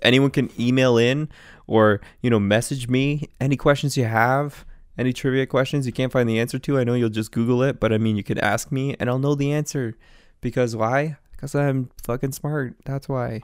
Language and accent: English; Canada; I'm from Canada